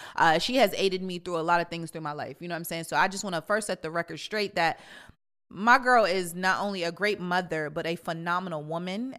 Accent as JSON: {"language": "English", "country": "Jamaica", "said": "I'm Jamaican"}